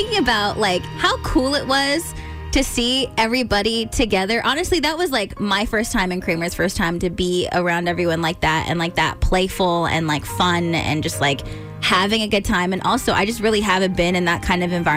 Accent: California, United States; we're from California

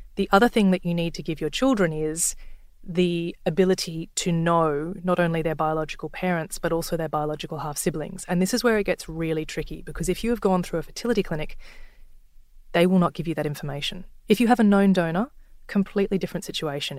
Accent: Sydney, New South Wales, Australia; I'm from Sydney

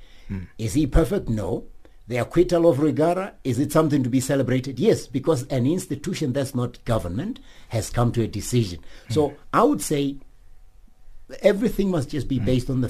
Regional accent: South Africa; I'm a South African

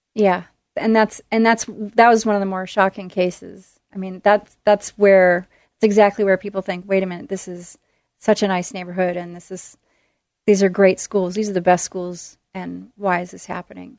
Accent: Tualatin, Oregon, United States; also born or lived in Midwest; I was born in the Midwest, and my family came out here when I was little, and we ended up in Tualatin, Oregon, and I've been in the Portland area ever since

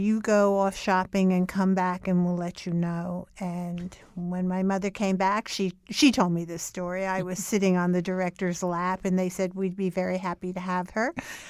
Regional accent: Newark, New Jersey, United States; now in New York, United States; I grew up in Newark, New Jersey, and I lived there until I was 24 years old.

